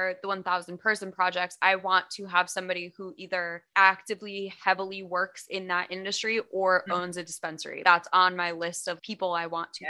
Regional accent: New York, United States; I mean, my home state is New York. So I literally don't have anything nice to say. I know it's so hard. Like, yeah, not New York City, though. I do need to specify, not the fun part. I'm from a town that had about 80 people in my graduating class.

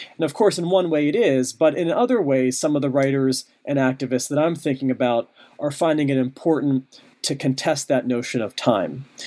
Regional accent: Pittsburgh, Pennsylvania, United States; moved away; Pittsburgh, my hometown

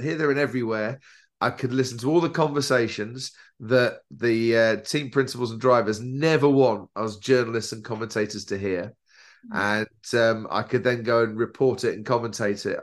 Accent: Stevenage, East of England, United Kingdom; I grew up in Stevenage, which is where Lewis Hamilton comes from. It's a small town outside of London

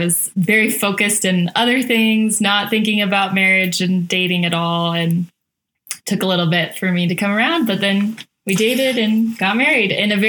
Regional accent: San Antonio, Texas, United States; moved away as an adult; also born or lived in Idaho; now in Charlotte, United States; I grew up in San Antonio, Texas.

